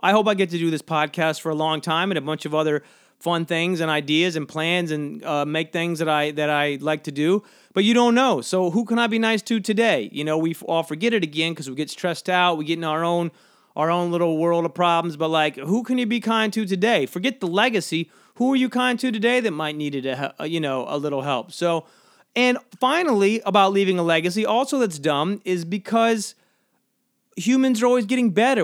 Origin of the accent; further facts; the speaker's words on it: Georgia, United States; moved away; When I grew up in Georgia, a lot of fellowship talk